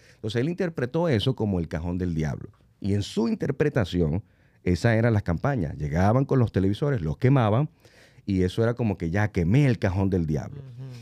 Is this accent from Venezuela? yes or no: yes; Venezuela; moved away; mi país natal, que es Venezuela